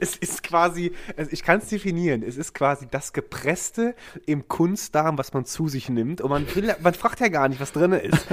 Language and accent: German; Ahrweiler district, Rhineland-Palatinate, Germany; ich bin umgezogen in dieser Region in, in den Kreis Ahrweiler